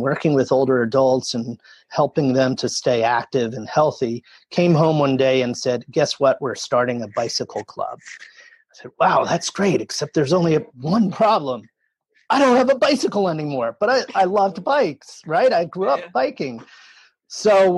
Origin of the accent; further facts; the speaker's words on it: New Jersey, United States; I grew up in New Jersey